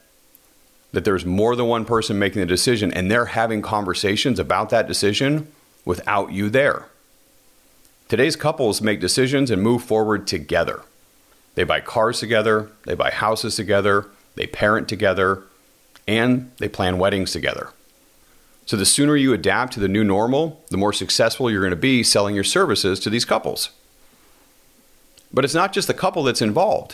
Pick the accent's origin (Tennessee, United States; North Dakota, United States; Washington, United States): Washington, United States; my home state, Washington